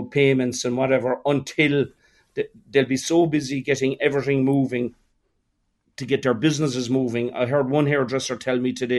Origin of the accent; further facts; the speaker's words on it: Ireland; we're Irish.